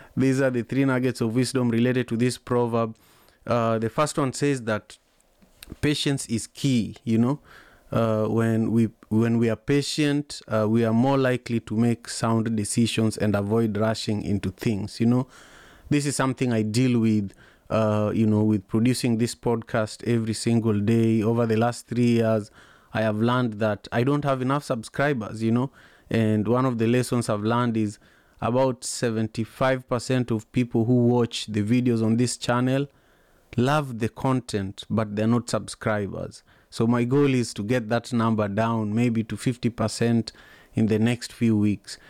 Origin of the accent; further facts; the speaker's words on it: Kisumu, Kisumu County, Kenya; moved away as an adult; also born or lived in Manyatta, Kisumu; now in United States; I grew up in Kisumu, Kenya